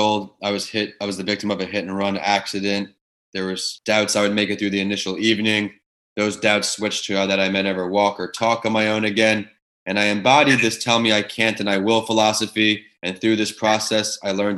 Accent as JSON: {"language": "English", "region": "New York", "country": "United States", "tie": "born or raised there", "moved": "yes", "lives_now": "Tampa, United States", "said": "I was born in New York"}